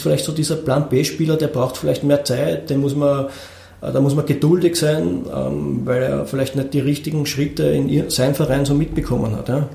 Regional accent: Austria; bei uns in Österreich

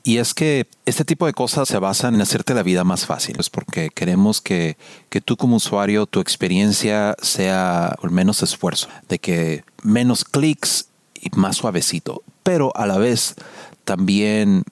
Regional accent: Mexico; accent: Mexican; now in United States; hablando el inglés con el acento y que se notaba que era mexicano

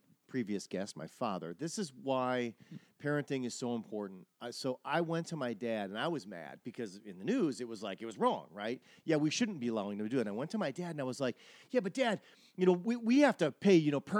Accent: Wisconsin, United States; moved away; I'm from Wisconsin, and I was around for these things. When I was in college in Milwaukee

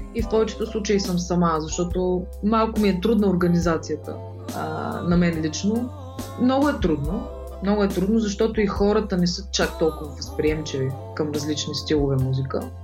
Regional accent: Shumen, Shumen Province, Bulgaria; moved away as an adult; now in Sofia, Bulgaria; тъй като съм от Шумен, а там няма музикално училище

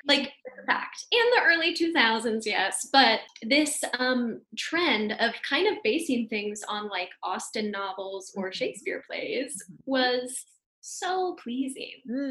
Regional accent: Seattle, Washington, United States; I'm from Seattle

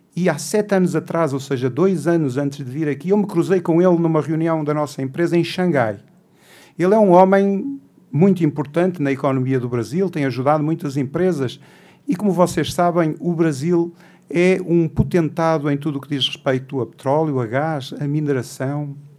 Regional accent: Portugal; Como português

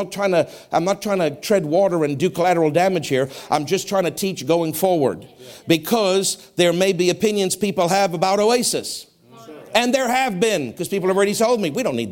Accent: South Africa; I grew up in racist apartheid South Africa.

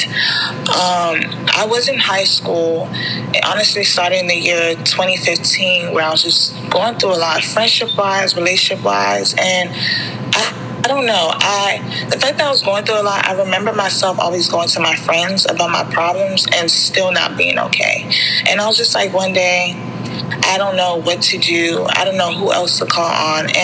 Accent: Prince George's County, Maryland, United States; also born or lived in Nigeria (ancestry); I grew up in Prince George's County my whole entire life

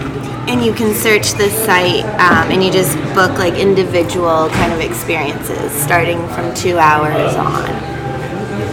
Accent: San Francisco, California, United States; also born or lived in Chicago, Illinois; I was born in Chicago and moved to San Francisco in the city when I was like 8

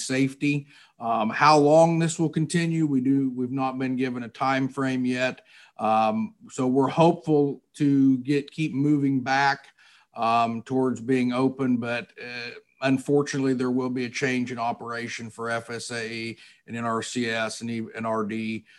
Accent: Sullivan County, Missouri, United States; I'm originally from Sullivan County, Missouri. Grew up there on a traditional corn and soybean farm and a cattle operation.

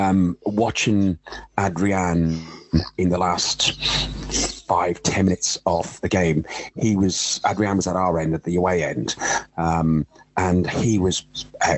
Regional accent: Ireland; I'm Irish

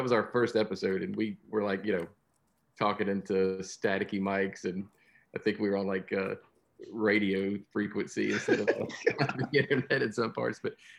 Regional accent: United States; as an American

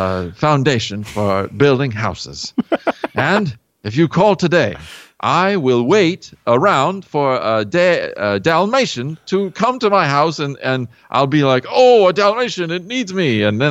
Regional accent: Pennsylvania, United States; Because that's sort of an expression that I used when I was growing up in Pennsylvania.

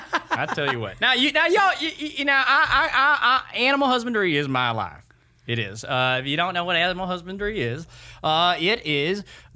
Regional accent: Norfolk, Nebraska, United States; We're from Norfolk, Nebraska. Home of Johnny Carson.

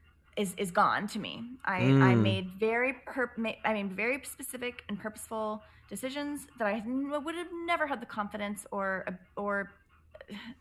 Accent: Dallas, Texas, United States; when I left where I was from, I'm from Dallas

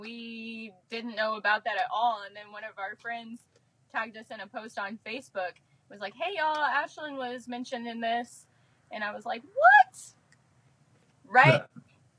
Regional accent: Champaign, Illinois, United States; Yeah, I'm actually from Champaign

